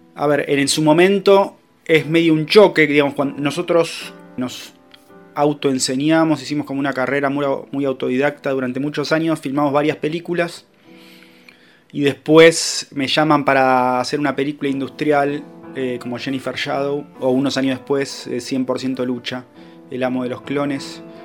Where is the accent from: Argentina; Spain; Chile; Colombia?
Argentina; Haedo, Buenos Aires Province; acá en Aedo, de donde soy yo